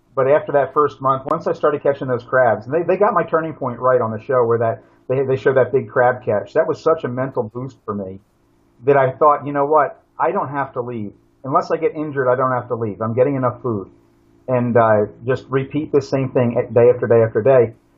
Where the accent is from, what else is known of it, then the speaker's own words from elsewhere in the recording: Pennsylvania, United States; moved away as an adult; also born or lived in Brazil; where I grew up in Pennsylvania, you know, eastern woodlands, Appalachian forest